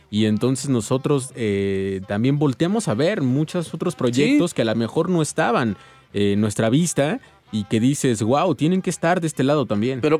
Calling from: Iztapalapa, Mexico City, Mexico; Eh, les hablo de acá de Iztapalapa, vamos hacia el trabajo. Saludos a toda la bandota de Iztapalapa.

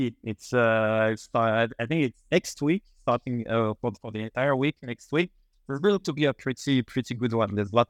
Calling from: Paris, Île-de-France, France; Paris. Now, right now, I'm based in Paris.

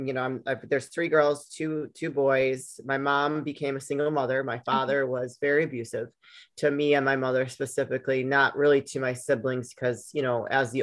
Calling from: Chicago, Illinois, United States; Alejandra, I am out of the Chicagoland area in Illinois.

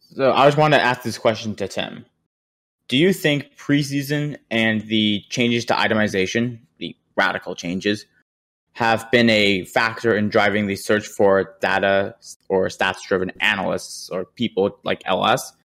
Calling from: Dallas, Texas, United States; Calling from uh, Dallas, Fort Worth, in Texas.

